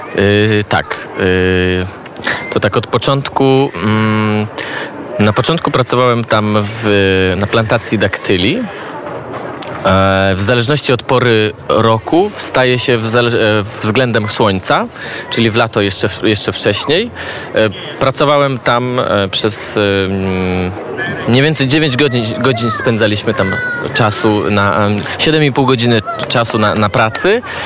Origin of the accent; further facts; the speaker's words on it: Częstochowa, Silesian Voivodeship, Poland; moved away as an adult; also born or lived in Kraków / Israel; now in Lublin, Poland; Pochodzę z Częstochowy, a mieszkam od czterech lat w Lublinie